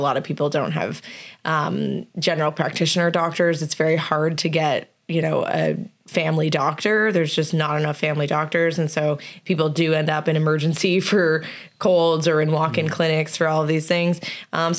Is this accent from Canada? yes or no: yes; Canada; moved away; also born or lived in New York, United States / Florida, United States; I'm Canadian